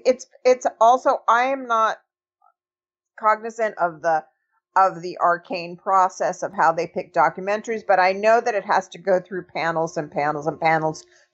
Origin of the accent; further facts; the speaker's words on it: Los Angeles, California, United States; I grew up in Los Angeles. I was very young during that period.